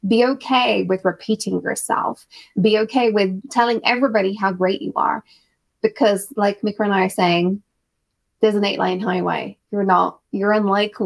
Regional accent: United Kingdom; as a Brit

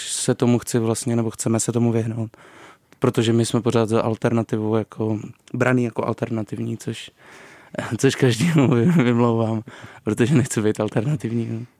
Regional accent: Vysočina Region, Czechia; also born or lived in Ostrava; pocházím z Vysočiny

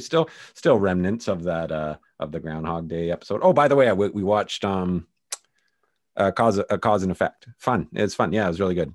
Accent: Canada; I'm Canadian

